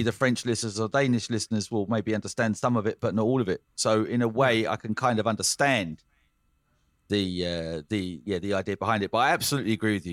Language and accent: English; England, United Kingdom; now in Denmark; being English in Denmark